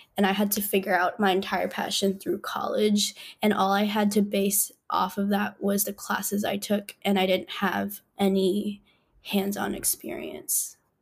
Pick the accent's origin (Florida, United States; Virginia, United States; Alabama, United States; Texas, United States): Virginia, United States; Northern; I grew up in Nova, which is kind of whack in a lot of ways